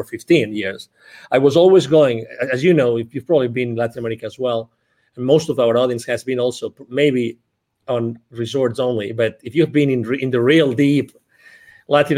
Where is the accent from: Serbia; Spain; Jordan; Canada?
Spain; near Barcelona, Catalonia; English is a second language; moved away as an adult; now in Dallas, United States; I was born originally near Barcelona in Spain. I lived in Dallas, Texas. I lived here for the last 10 years